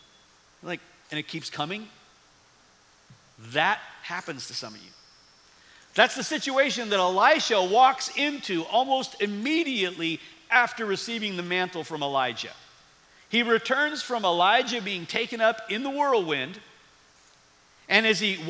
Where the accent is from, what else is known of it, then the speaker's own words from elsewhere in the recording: Midwest, United States; also born or lived in East Tennessee; as a Midwesterner